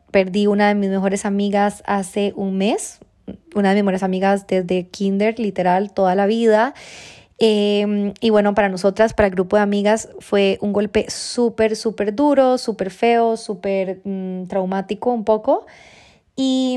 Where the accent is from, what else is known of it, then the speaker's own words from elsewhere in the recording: Costa Rica; moved away; yo, bueno, soy de Costa Rica, tengo eh, mi familia allá